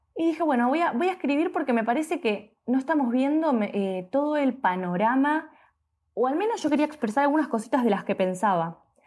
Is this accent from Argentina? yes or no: yes; Argentina; soy argentina